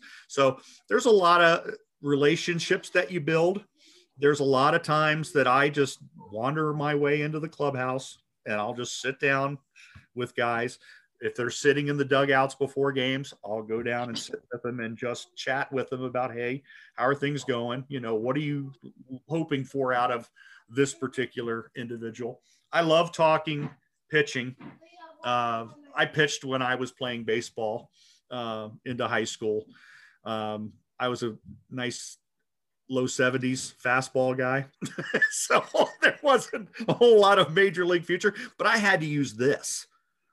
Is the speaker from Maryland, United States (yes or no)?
yes; Baltimore, Maryland, United States; moved away; also born or lived in Boise / Spokane; Growing up in Baltimore as a kid